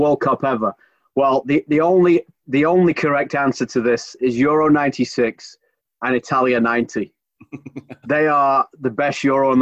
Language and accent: English; Sheffield, Yorkshire and the Humber, United Kingdom; moved away as an adult; I'm cheap Yorkshireman. When I left Sheffield, Radio Sheffield